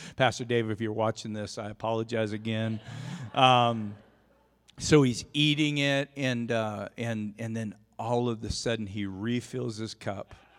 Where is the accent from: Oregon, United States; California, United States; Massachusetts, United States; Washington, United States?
Oregon, United States; now in Rupert, United States; grew up in Oregon